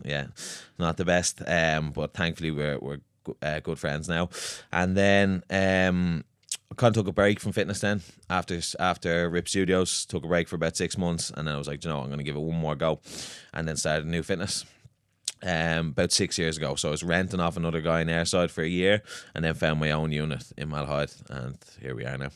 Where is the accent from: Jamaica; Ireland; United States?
Ireland; Swords, Leinster; I'm from Swords.